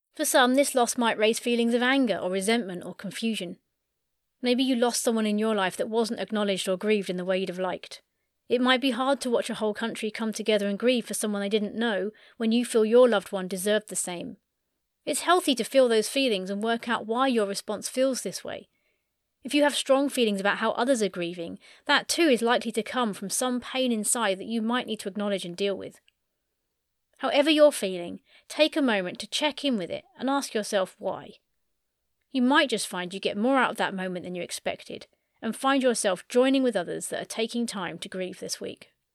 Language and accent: English; United Kingdom; proud to be British